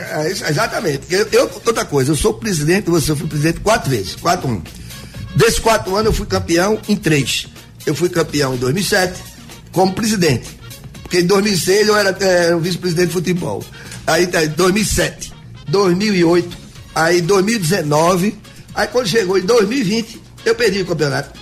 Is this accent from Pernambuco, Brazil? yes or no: yes; Jaboatão dos Guararapes, Pernambuco, Brazil; aqui na minha terra, que é Jaboatão